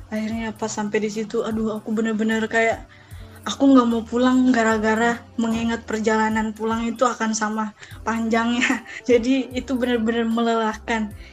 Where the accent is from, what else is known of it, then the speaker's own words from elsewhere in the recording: Makassar, South Sulawesi, Indonesia; ke kampung aku dari Makassar nih ya ke kampung itu 8 jam perjalanan